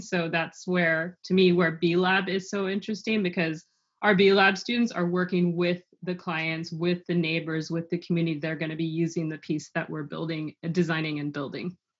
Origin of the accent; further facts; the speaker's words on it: Los Angeles, California, United States; I was born in Los Angeles and raised there